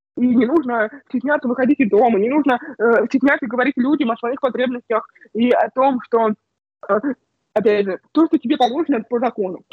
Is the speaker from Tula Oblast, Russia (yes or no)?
yes; Bogoroditsk, Tula Oblast, Russia; moved away as an adult; also born or lived in Moscow; уехала домой к себе в родной город, в Богородицк, в маленький город а, Тульской области